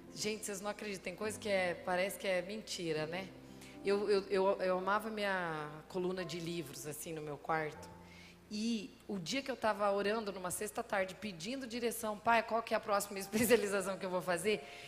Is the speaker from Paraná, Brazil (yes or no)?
yes; Realeza, Paraná, Brazil; eu estava aqui em Realeza, 100 quilômetros daqui, onde eu nasci